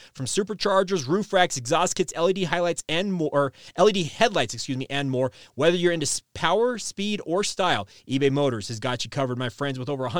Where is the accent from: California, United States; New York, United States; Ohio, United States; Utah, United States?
Utah, United States; Orem; so you and I are both from Utah County. I grew up in Orem.